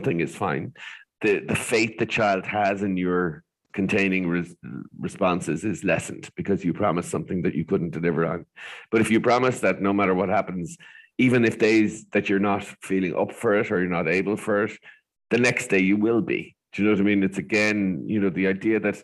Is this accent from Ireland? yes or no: yes; Ireland; as Irish people